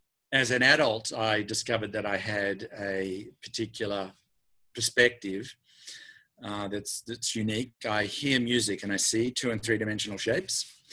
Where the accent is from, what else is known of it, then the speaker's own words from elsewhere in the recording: Australia; accent: Australian; now in United States; I speak in my native tongue, right, Australian, but I've been living in the United States for 23 years, so I don't even hear the American accent.